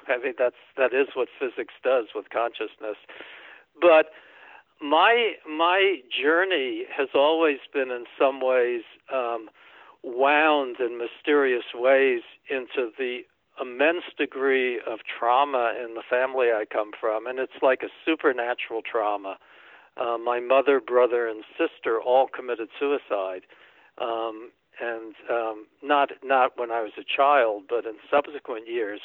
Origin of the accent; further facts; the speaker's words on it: New York City, New York, United States; moved away as an adult; also born or lived in Massachusetts / Michigan / Maine; I grew up in New York City